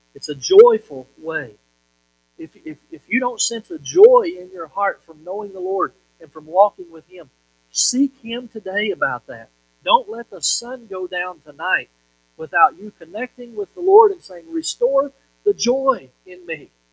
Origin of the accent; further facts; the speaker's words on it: Monticello, Kentucky, United States; the little town that I grew up in in Monticello, Kentucky